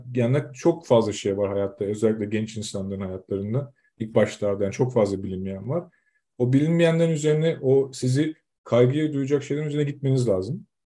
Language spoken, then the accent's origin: Turkish; Zonguldak, Turkey; moved away as an adult; now in Denmark; Biz Zonguldaklıyız, Zonguldak'ta.